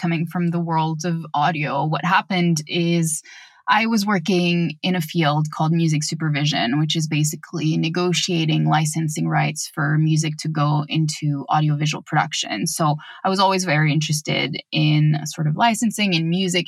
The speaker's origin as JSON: {"language": "English", "country": "France", "tie": "born or raised there", "said": "France, which is my home country"}